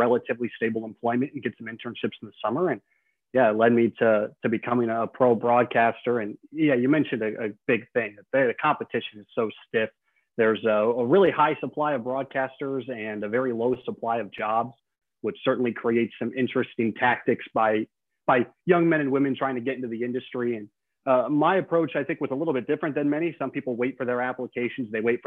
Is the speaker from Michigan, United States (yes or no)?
no; Ankeny, Iowa, United States; I grew up in Ankeny, Iowa